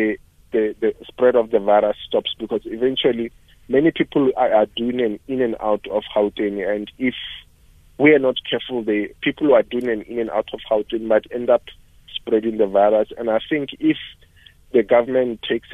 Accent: South Africa

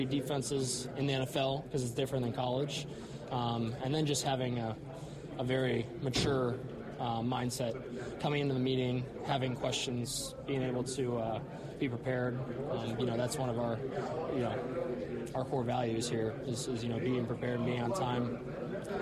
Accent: Cincinnati, Ohio, United States; moved away as an adult; now in Green Bay, United States; my hometown of Cincy

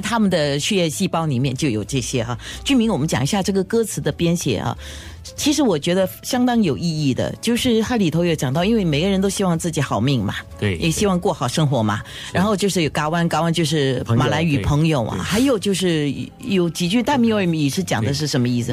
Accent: Singapore; 大家身为新加坡人

